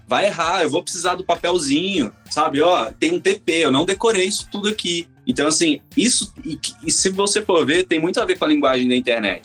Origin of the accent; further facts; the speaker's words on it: Campo Grande, Mato Grosso do Sul, Brazil; now in São Paulo, Brazil; Eu sou de Campo Grande, Mato Grosso do Sul